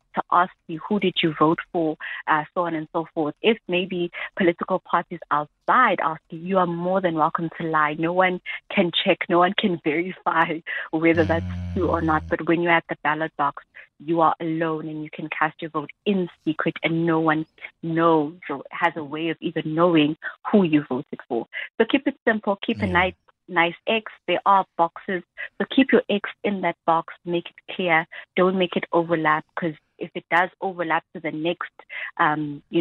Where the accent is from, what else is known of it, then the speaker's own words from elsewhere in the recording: Durban, KwaZulu-Natal, South Africa; I am from Durban, you know, so a particular voting station in Durban that's closest to me